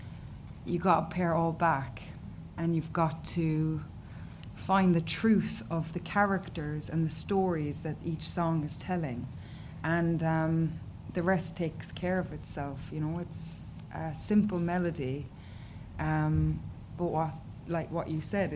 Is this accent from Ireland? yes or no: yes; Killarney, Munster, Ireland; my hometown in Killarney